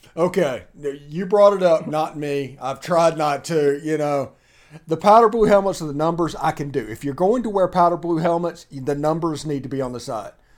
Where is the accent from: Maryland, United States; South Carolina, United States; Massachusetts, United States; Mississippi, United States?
Mississippi, United States; South; moved away; I'm from South Mississippi